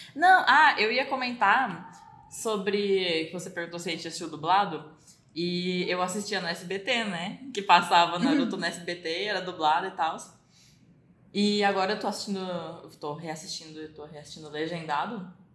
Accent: Brazil; a gente é brasileiro

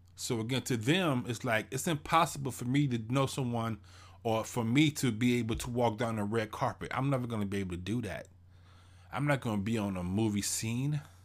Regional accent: Houston, Texas, United States; I'm from Houston, Texas. I grew up in Fifth Ward.

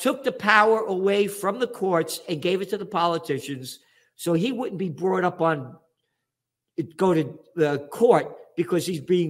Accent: United States; First of all, I'm an American.

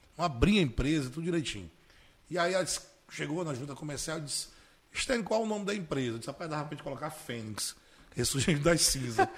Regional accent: Paraíba, Brazil; also born or lived in Alagoa Grande, Paraíba / Pará / Amazonas / Campina Grande; Com nove anos eu fui realmente morar na Paraíba, né? O paraibano voltou

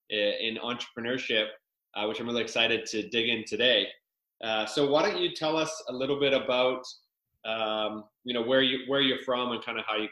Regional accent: Victoria, British Columbia, Canada; I've only been in Victoria my whole life

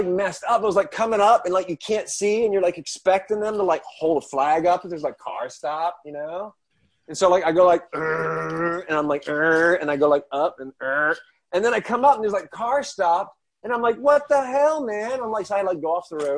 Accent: Southern Maryland, United States; now in San Diego, United States; I'm from the East Coast, man. I'm from Southern Maryland

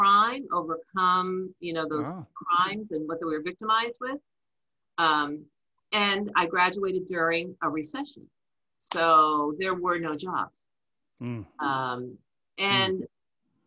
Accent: New Jersey, United States; accent: Jersey; I'm a Jersey girl. I grew up in New Jersey

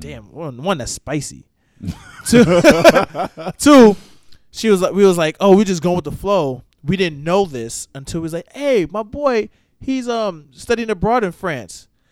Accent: the Poconos, Pennsylvania, United States; also born or lived in New York / Philadelphia; now in Melbourne, United States; I'm from the Poconos. Was born in New York, but I was raised in the Poconos.

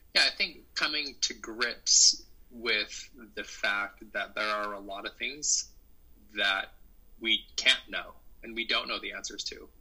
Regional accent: Salt Lake City, Utah, United States; moved away; also born or lived in Centreville, Virginia; I grew up in Salt Lake City, Utah

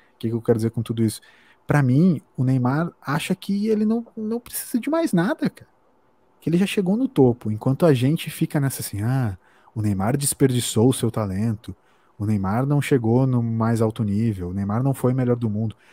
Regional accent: Brazil

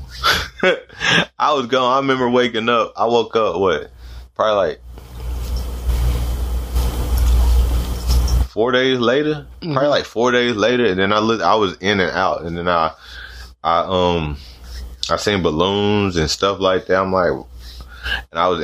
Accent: North Carolina, United States; I'm from North Carolina

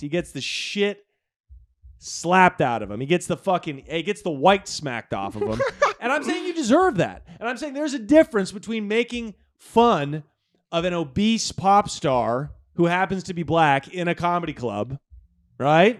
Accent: Portland, Oregon, United States; moved away; growing up in Portland, Oregon

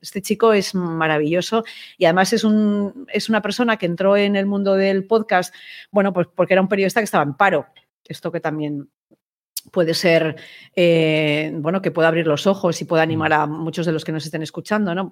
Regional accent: Spain; yo soy periodista española

